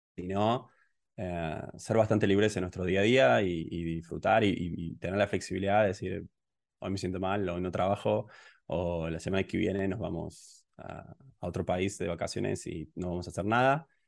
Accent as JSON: {"language": "Spanish", "region": "Córdoba", "country": "Argentina", "moved": "as an adult", "lives_now": "Tbilisi, Georgia", "said": "yo soy originalmente de Córdoba, de Argentina, y en el 2015, eh, bueno, me fui del país y empecé a viajar"}